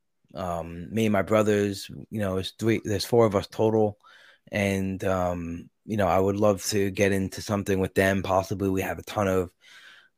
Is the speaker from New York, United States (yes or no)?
yes; New York City, New York, United States; I grew up in Brooklyn.